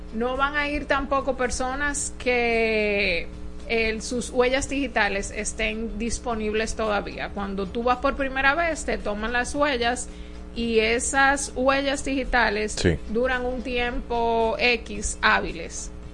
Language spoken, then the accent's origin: Spanish; Dominican Republic; nosotros como dominicanos